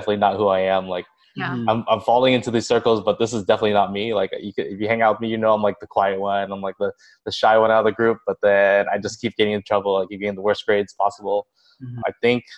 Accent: Orange County, California, United States; I was born in Orange County in 1984

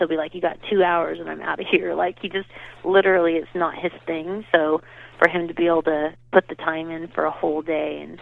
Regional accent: Southern California, United States; growing up in California, it's fun because you can go up to Big Bear

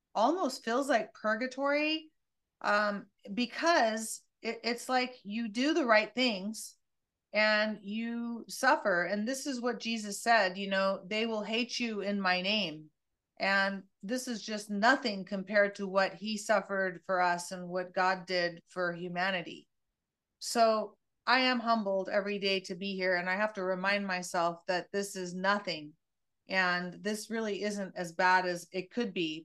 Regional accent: Santa Cruz, California, United States; my hometown of Santa Cruz

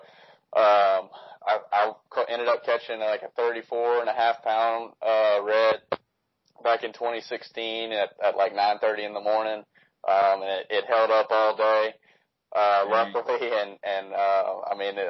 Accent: Baton Rouge, Louisiana, United States; I'm from Baton Rouge, Louisiana

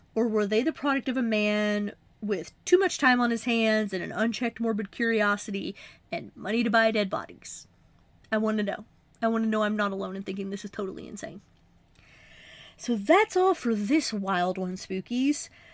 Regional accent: Appalachia, United States; I'm from a more southern state. I'm from Appalachia.

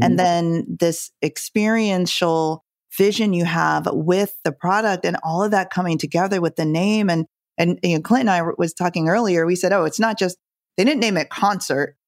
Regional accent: Jamaica; I'm from Jamaica

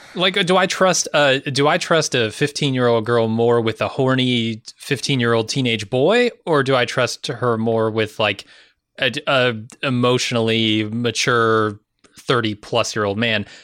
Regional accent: United States; as an American

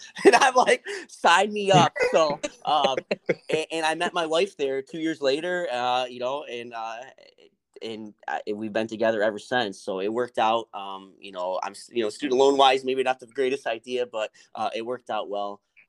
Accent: Richmond, United States; because I came from Richmond, which was a small town, dirt roads

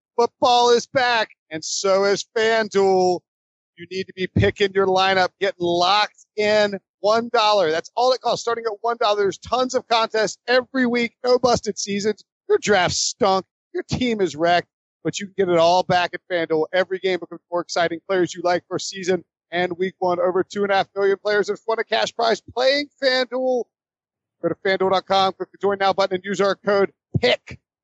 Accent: High Point, North Carolina, United States; I grew up in High Point, North Carolina, and we had hurricanes

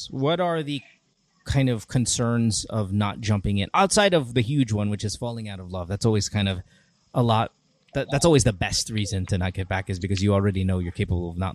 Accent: Central Luzon, Philippines; I am from Bulacan. Bulacan. I grew, I grew yes. up in Bulacan.

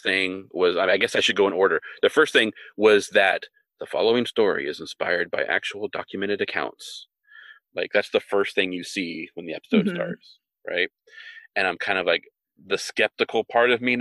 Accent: Visalia, California, United States; I was in Visalia, California, Central California

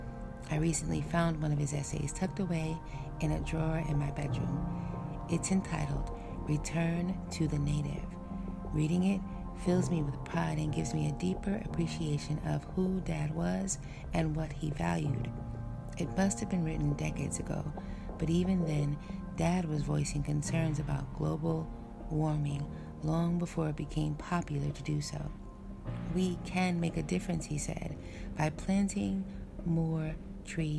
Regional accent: Frederiksted, St. Croix, U.S. Virgin Islands; In Frederiksted, St. Croix, the town where I'm from

